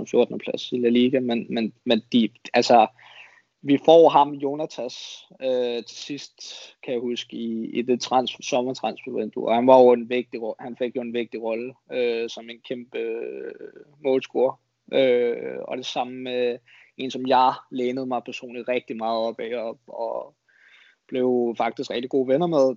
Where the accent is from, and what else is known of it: Denmark; also born or lived in Spain